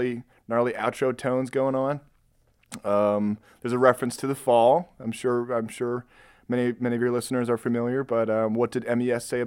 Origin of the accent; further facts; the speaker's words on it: Rockford, Illinois, United States; now in Chicago, United States; But I'm from Rockford. I was raised, if you're familiar with the Chuck E. Cheese on State and Fairview